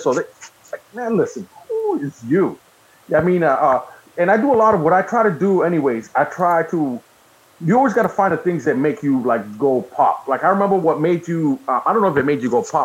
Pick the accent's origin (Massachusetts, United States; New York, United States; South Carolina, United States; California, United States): Massachusetts, United States; I'm from Mass, so we go to Boston